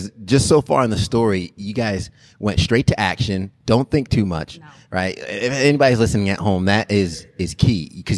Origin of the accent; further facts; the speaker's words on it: New York, United States; I'm from New York.